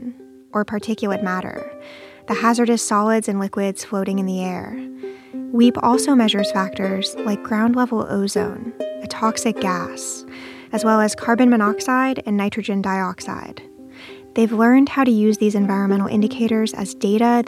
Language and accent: English; Oakland, California, United States; I grew up in Oakland, but 7 miles and 2 freeways from West Oakland